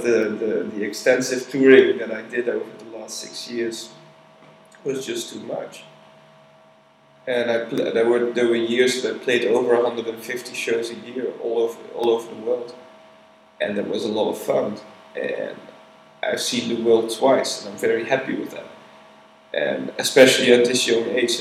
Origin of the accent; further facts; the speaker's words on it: Netherlands; moved away as an adult; now in Berlin, Germany; I ran the label together with a couple of guys from my hometown in Holland.